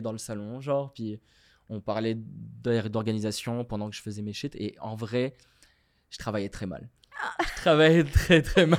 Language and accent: French; Morocco; moved away as an adult; now in Montreal, Canada; je viens du Maroc, j'ai grandi au Maroc